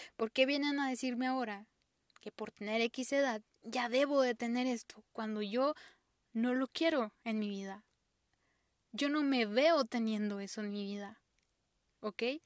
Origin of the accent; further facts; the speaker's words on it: Mexico; soy mexicana